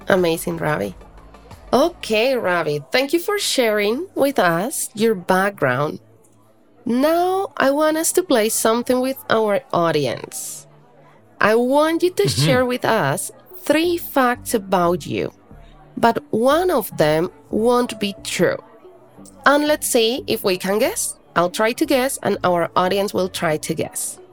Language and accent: English; Colombia; I live in Colombia. I am from Colombia.